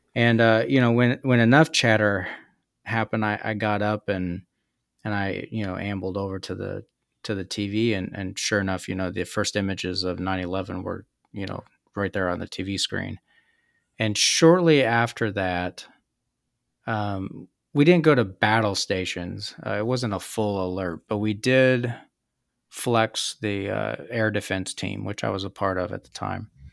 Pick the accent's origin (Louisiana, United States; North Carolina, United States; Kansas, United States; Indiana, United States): Kansas, United States; moved away as an adult; also born or lived in San Diego / Japan; growing up in Kansas